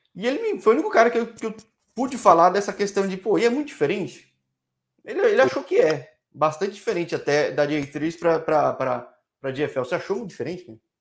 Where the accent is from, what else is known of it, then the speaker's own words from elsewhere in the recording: São Paulo, Brazil; sou de São Paulo, família ah, toda tá. de origem japonesa